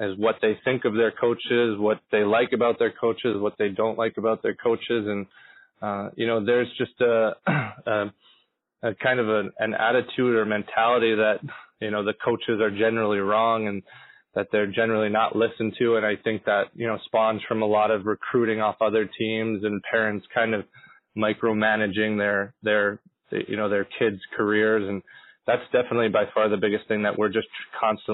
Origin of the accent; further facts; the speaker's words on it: Syracuse, New York, United States; I'm originally from Syracuse, New York, and grew up playing for the Syracuse Stars